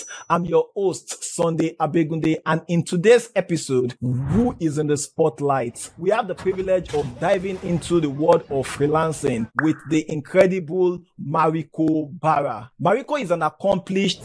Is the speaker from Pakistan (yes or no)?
no; Nigeria; I am from Nigeria.